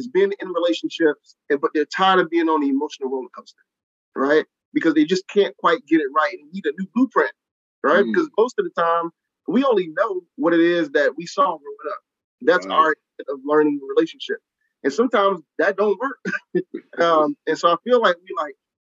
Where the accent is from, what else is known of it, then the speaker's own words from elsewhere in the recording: Columbia, South Carolina, United States; now in Charlotte, United States; I'm originally from Columbia, South Carolina.